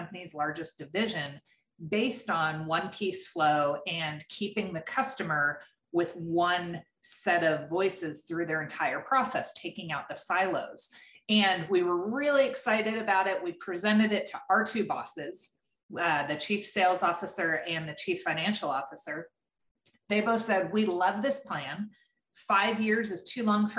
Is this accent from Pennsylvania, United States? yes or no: yes; eastern Pennsylvania, United States; I was born and raised in Pennsylvania, the eastern part of Pennsylvania.